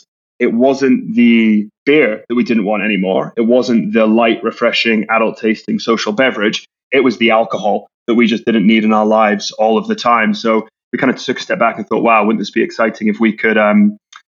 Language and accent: English; Scotland, United Kingdom; We grew up together in Scotland